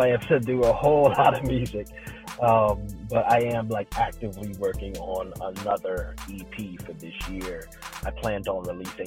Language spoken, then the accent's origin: English; South Carolina, United States; I'm from South Carolina